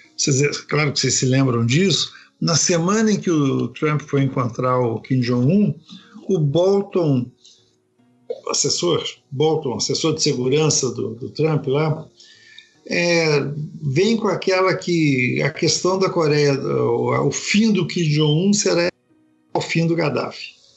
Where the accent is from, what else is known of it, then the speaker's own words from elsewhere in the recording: Brazil; nós que somos brasileiros